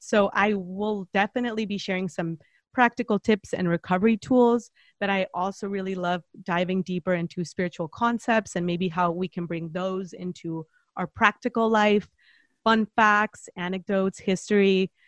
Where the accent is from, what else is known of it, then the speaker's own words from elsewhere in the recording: Mexico; moved away as an adult; now in San Diego, United States; I'm originally from Mexico, but I've been here for coming up on a decade.